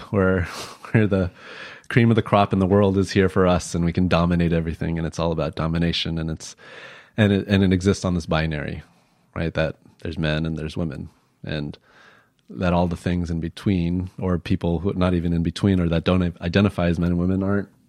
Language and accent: English; Chicago, Illinois, United States; common thing as an asian american that i've been asked throughout my life is where are you from? And I'm from, I was born Illinois. In Illinois. yeah, I was born in Chicago.